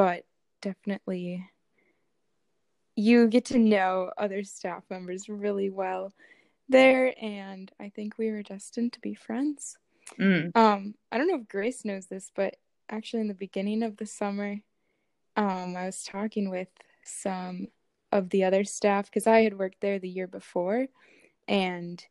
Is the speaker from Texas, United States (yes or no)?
no; Minnesota, United States; I am from Minnesota, and that's where I am now